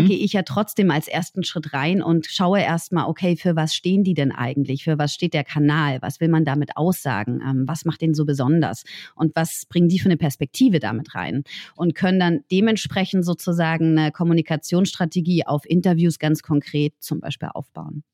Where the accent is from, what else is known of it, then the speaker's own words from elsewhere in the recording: Berlin, Germany; Ich komme aus Berlin.